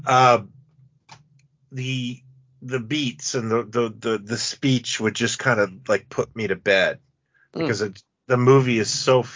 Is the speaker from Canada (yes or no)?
yes; Canada; I'm from Canada